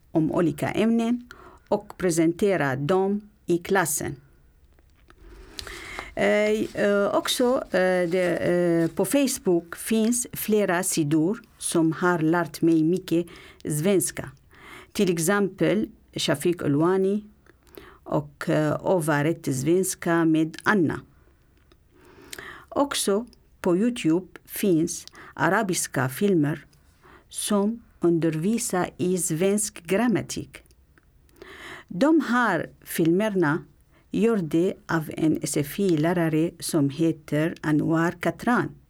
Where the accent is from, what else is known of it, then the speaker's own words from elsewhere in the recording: Syria; Swedish is a second language; moved away as an adult; also born or lived in Aleppo; now in Stockholm, Sweden; Jag kom från Syrien för tre och ett halvt år sedan.